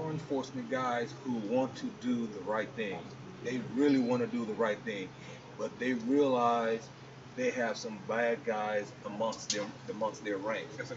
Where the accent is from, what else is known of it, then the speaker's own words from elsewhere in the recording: California, United States; I mean, I, I grew up in Southern California